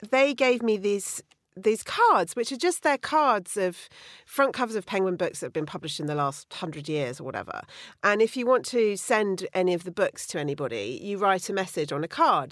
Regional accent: Bruton, South West England, United Kingdom; growing up in Bruton in Somerset

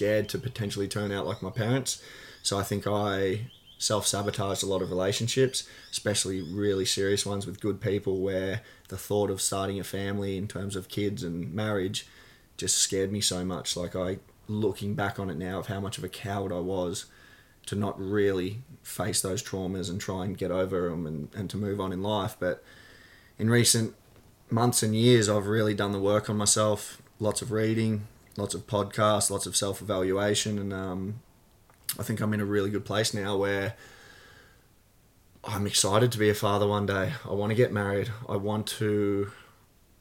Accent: Gold Coast, Queensland, Australia; I grew up on the Gold Coast. I was born in Southport Hospital

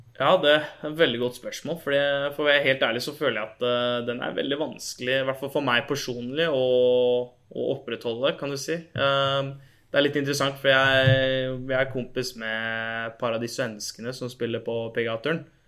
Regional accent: Norway; moved away as an adult; now in United States; hjemme i Norge

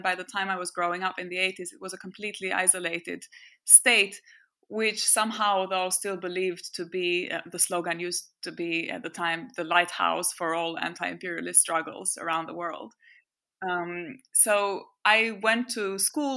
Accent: Albania; born or raised there; first language French; English is a second language

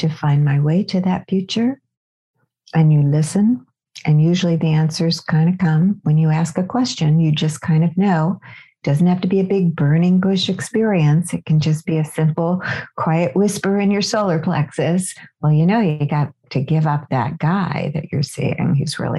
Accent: California, United States; I'm from California

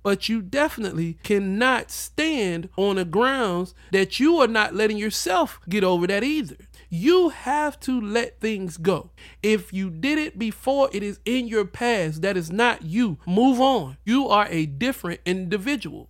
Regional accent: the South, United States; I was raised in the South

